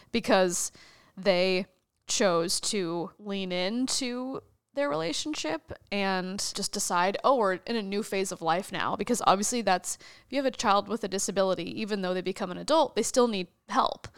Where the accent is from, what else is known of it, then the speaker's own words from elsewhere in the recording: Wichita, Kansas, United States; moved away as an adult; now in New York, United States; I grew up in Wichita, Kansas